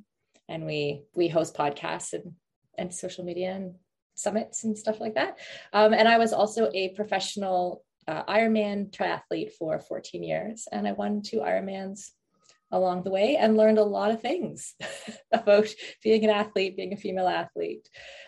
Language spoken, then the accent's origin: English; Canada; moved away; also born or lived in Middle East / Europe; I'm from Canada originally. I grew up partially in the Middle East and I spent most of my 20s in Europe.